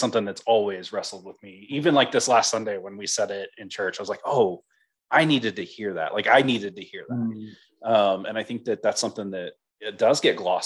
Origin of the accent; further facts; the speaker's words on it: Oklahoma, United States; I'm coming from Oklahoma